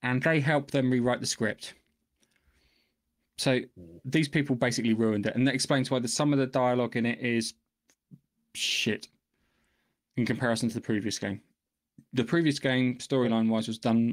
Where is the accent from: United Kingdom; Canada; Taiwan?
United Kingdom; England; I'm English